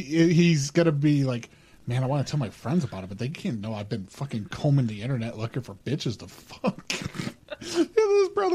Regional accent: Utah, United States; We're from Utah. We're Mormons.

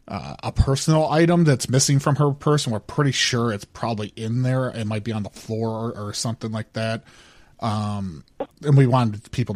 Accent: California, United States; Because I'm from California.

